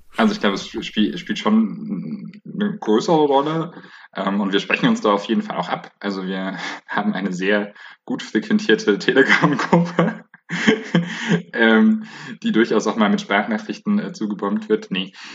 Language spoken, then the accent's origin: German; Bayreuth, Bavaria, Germany; now in Leipzig, Germany